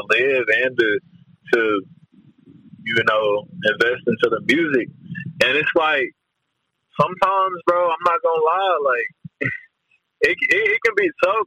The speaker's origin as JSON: {"language": "English", "town": "Dallas", "region": "Texas", "country": "United States", "said": "I'm from Dallas"}